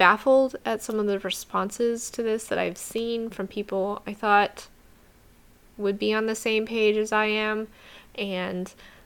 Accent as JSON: {"language": "English", "region": "New Mexico", "country": "United States", "tie": "born or raised there", "said": "my home state of New Mexico, where I grew up"}